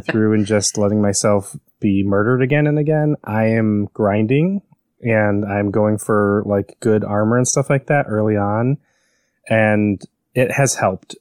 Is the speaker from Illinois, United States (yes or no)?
yes; Chicago, Illinois, United States; moved away; I grew up in Chicago